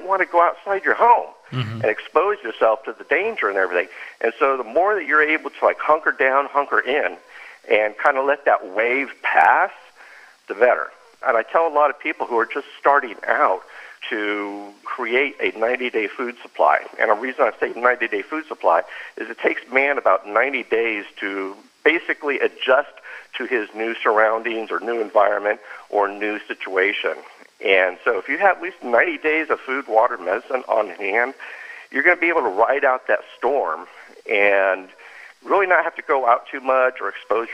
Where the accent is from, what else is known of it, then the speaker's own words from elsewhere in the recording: California, United States; moved away; also born or lived in New Braunfels, Texas; I was raised in California, and I've been through many earthquakes, and that big one that knocked down the Oakland Bridge